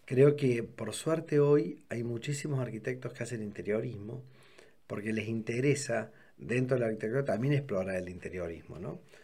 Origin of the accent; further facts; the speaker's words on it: Córdoba, Argentina; also born or lived in Santa Rosa de Río Primero, Argentina; nací en Córdoba, aunque viví hasta los cuatro años en un pueblo, en Santa Rosa Río primero